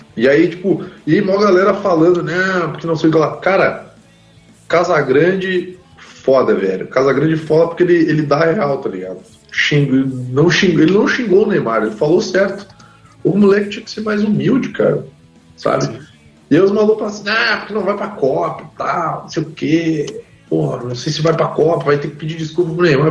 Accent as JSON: {"language": "Portuguese", "town": "Caxias do Sul", "region": "Rio Grande do Sul", "country": "Brazil", "said": "que é o time lá da minha cidade"}